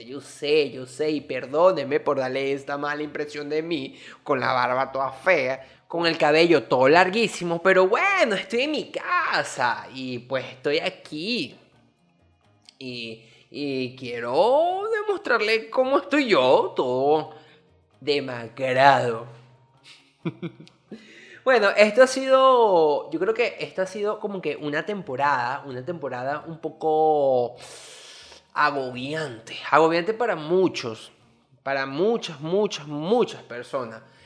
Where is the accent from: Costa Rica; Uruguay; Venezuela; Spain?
Venezuela; now in Dominican Republic; soy venezolano que vive en República Dominicana